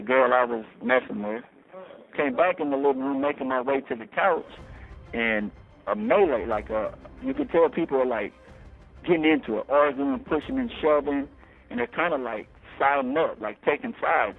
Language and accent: English; Denver, Colorado, United States; now in Michigan, United States; I come from Denver, Colorado, and uh, I'm white. I grew up in a black neighborhood